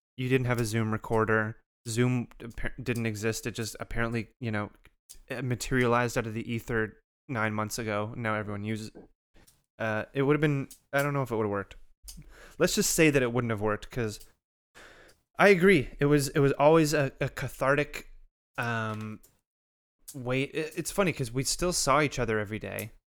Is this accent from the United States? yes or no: no; Canada; despite being a Canadian